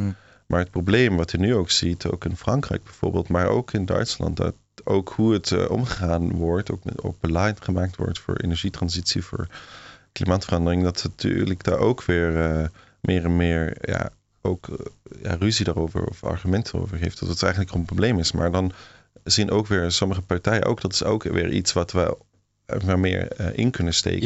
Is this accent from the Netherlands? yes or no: no; Switzerland; Dutch is a second language; moved away; in Zwitserland, waar ik opgegroeid ben